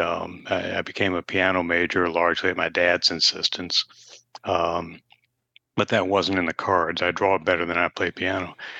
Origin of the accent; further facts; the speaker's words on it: Nashville, Tennessee, United States; I, I grew up in Nashville